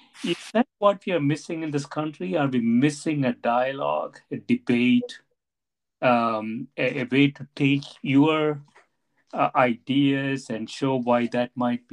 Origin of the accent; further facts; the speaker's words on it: South India, India; moved away as an adult; now in Evanston, United States; I came to Evanston right from South India without ever going outside my state or the two adjacent states.